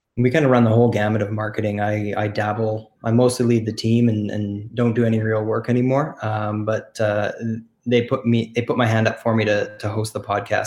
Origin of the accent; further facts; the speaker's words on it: Canada; we're born and bred in Canada